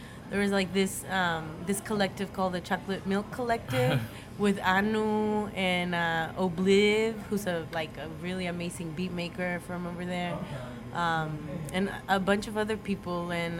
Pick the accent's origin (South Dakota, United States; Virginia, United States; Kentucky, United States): Virginia, United States; also born or lived in Georgia; So I grew up in the South. Like, so I love sweet tea. Let me just say that. I love sweet tea. I grew up in Virginia